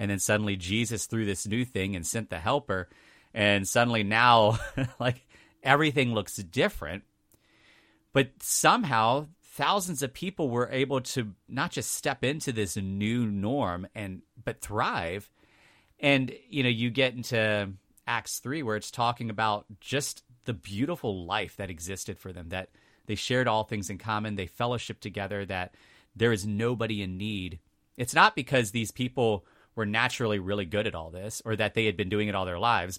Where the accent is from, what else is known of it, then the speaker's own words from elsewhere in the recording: two counties up from Richmond, Virginia, United States; now in Richmond, United States; it was just two counties up from Richmond. So, I was close to Richmond.